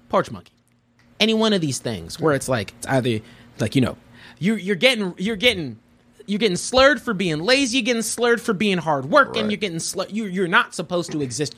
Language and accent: English; United States; born or raised there